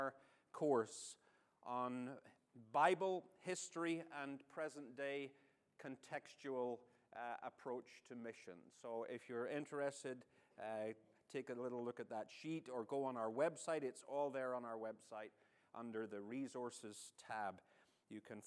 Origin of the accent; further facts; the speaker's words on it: Northern Ireland, United Kingdom; now in United States; I'm not your favorite Irishman. Northern Irishman. There is a distinction